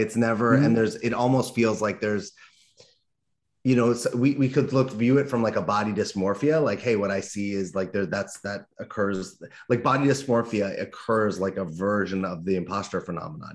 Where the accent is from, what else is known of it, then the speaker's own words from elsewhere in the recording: Los Angeles, California, United States; I grew up in Los Angeles